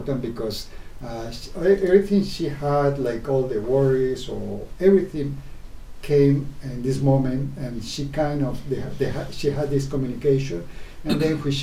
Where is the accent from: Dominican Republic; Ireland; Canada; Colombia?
Colombia; moved away as an adult; now in Tokyo, Japan; I'm from Colombia. And I've been here from 1981